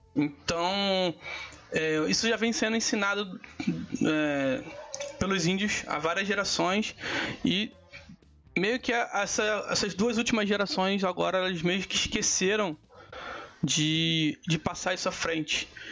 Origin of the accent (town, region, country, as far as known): Brazil